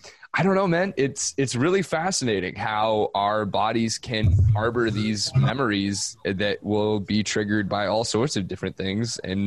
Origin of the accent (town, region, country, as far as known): Seattle, Washington, United States